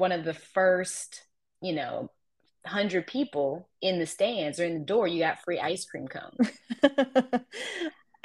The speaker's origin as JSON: {"language": "English", "town": "Columbus", "region": "Ohio", "country": "United States", "tie": "born or raised there", "also_born_or_lived": "Florida", "moved": "as an adult", "lives_now": "North Carolina, United States", "said": "my hometown of Columbus"}